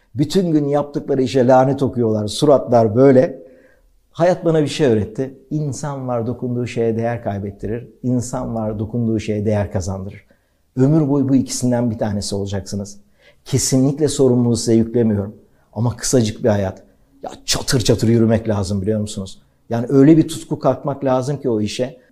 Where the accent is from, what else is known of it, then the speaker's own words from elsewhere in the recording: Turkey; ben bir Türk olarak